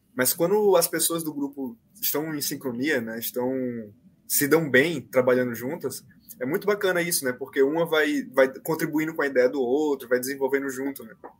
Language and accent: Portuguese; Maceió, Alagoas, Brazil; moved away as an adult; now in São Paulo, Brazil; eu sou de Maceió, né? Então eu mudei para cá, para São Paulo